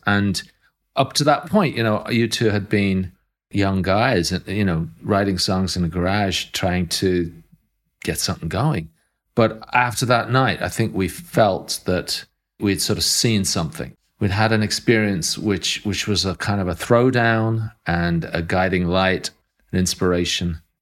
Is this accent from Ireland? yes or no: yes; Ireland; coming from Ireland, where we were Europeans, but we were not, um, a colonial power